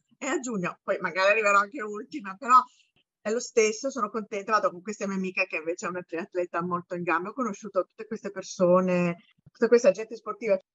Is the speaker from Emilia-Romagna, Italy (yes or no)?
yes; Bologna, Emilia-Romagna, Italy; moved away as an adult; now in New York, United States; io sono di Bologna, abito a New York da quasi vent'anni